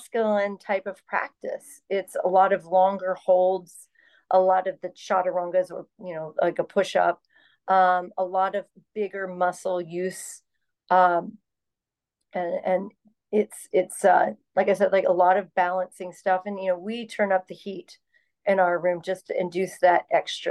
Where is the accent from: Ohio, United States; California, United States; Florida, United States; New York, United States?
Florida, United States; Orlando; Being born and raised in Orlando